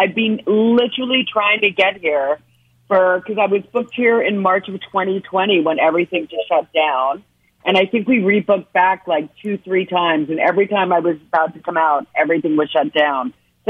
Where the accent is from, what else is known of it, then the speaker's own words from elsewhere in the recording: Ontario, Canada; I'm from Ontario, and everything is just being shut down there.